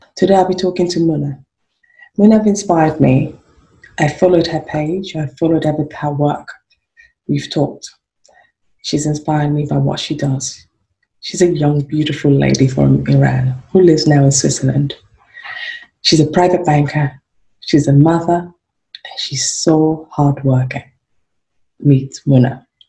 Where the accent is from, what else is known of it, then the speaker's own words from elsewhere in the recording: Nigeria; now in United Kingdom; I'm from Nigeria, came over to the UK